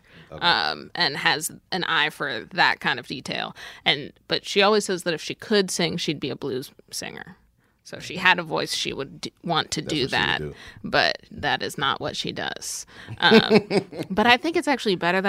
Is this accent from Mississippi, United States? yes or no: no; Philadelphia, Pennsylvania, United States; also born or lived in San Francisco / Minneapolis; middle school and high school in Philadelphia